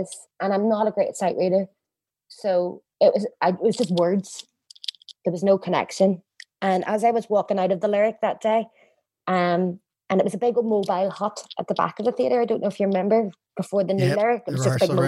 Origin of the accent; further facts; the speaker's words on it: Northern Ireland, United Kingdom; also born or lived in London; I was so excited to come home, but I couldn't get a job here in Northern Ireland